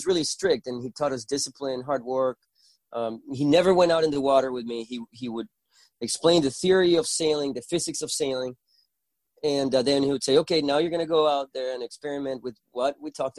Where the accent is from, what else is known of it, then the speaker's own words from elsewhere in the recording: Puerto La Cruz, Anzoátegui, Venezuela; accent: Venezuelan; first language Spanish; English is a second language; I grew up in Venezuela where I was born and raised